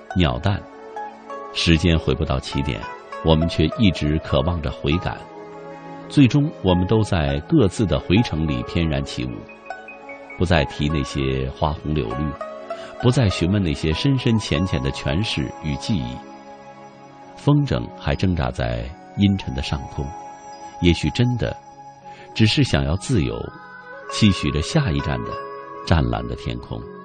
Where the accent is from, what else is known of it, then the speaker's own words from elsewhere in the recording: Fuqing, Fujian, China; 我的故乡，福清市的农村